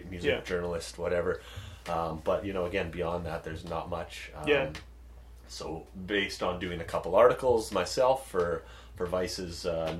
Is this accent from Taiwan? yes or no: no; Dawson Creek, British Columbia, Canada; now in Winnipeg, Canada; I grew up in Dawson Creek, BC.